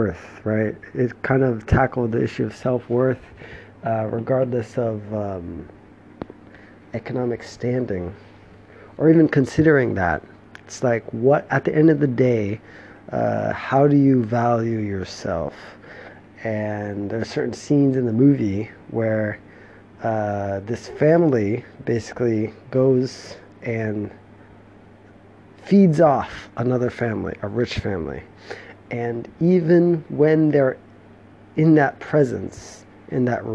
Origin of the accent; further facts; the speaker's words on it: United States; moved away as an adult; my home country, the US